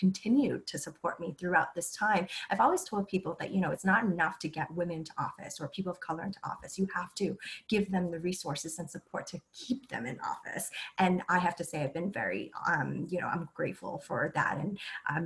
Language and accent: English; Vietnam; now in United States; I'm a refugee from Vietnam